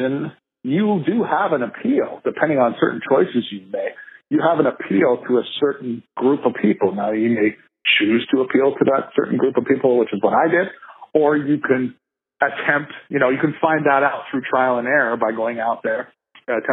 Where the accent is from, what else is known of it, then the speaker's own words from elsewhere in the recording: Canada; we're Canadian